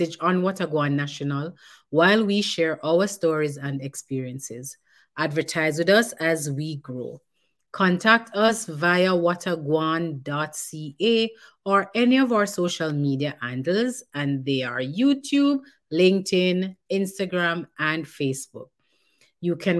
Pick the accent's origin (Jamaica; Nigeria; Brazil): Jamaica; as Jamaican parents